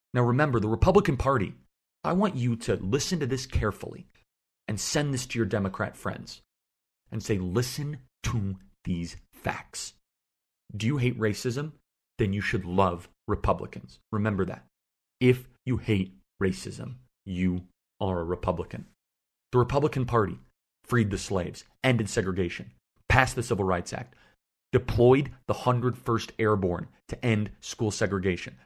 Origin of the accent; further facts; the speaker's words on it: Illinois, United States; moved away; I grew up in Illinois. Uh, I'm no longer an Illinoisan.